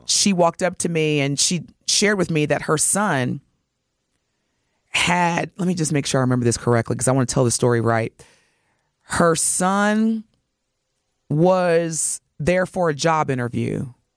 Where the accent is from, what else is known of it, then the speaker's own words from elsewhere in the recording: Milwaukee, Wisconsin, United States; as Milwaukeeans